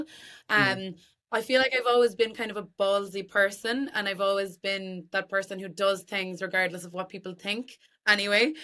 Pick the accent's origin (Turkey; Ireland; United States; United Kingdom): Ireland; Tipperary, Munster; also born or lived in Cork; I'm from Tipperary, still living in Tipperary.